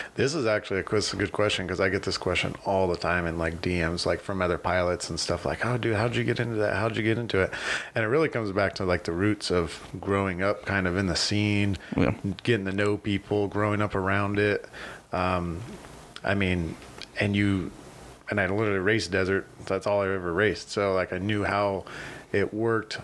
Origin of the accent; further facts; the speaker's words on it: Needles, California, United States; also born or lived in Lake Havasu City, Arizona; I was born here in Havasu. Um, but I was raised in Needles